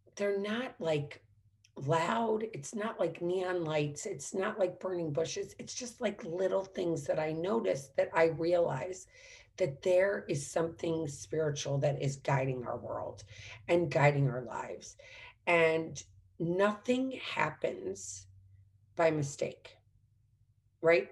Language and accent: English; St. Louis, Missouri, United States; also born or lived in Washington, D.C.; There were amazing fireworks growing up in St. Louis.